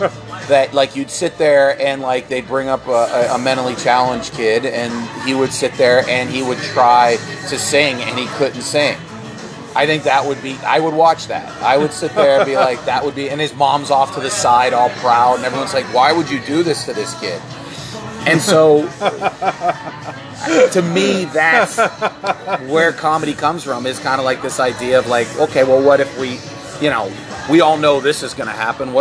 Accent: Pennsylvania, United States; well, I'm from Pennsylvania

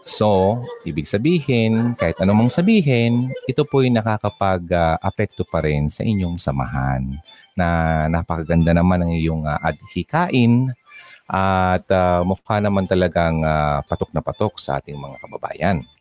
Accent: Bicol Region, Philippines

